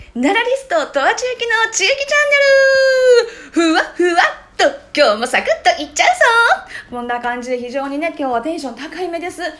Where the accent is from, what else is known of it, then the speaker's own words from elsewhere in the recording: Nara, Japan; 地元の奈良の、えー、王子町とか平栗町